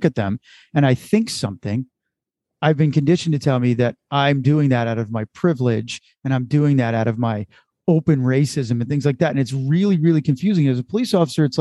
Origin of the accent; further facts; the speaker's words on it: United States; I'm an American, but I descended from the Irish